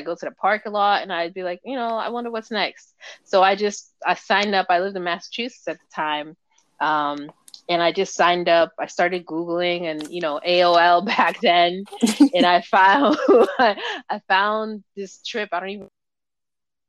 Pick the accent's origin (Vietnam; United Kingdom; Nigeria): Nigeria; moved away; I grew up in Nigeria